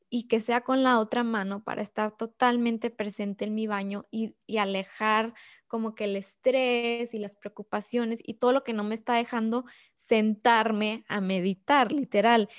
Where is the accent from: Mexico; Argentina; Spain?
Mexico; nosotras tres somos mexicanas